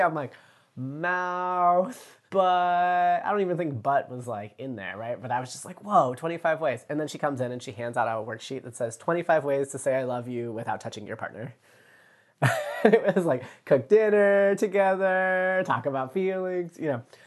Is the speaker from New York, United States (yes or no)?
no; Virginia Beach, Virginia, United States; I grew up in Virginia Beach, Virginia.